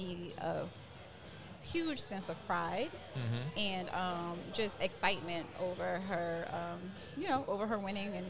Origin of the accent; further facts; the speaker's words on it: LaPlace, Louisiana, United States; moved away; I'm not from New Orleans. I'm actually from La Place in the St. John Parish.